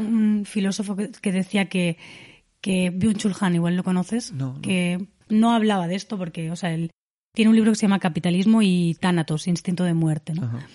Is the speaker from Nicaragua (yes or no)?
no; Dénia, Valencian Community, Spain; mi pueblo, en Denia, que es un pueblo totalmente turístico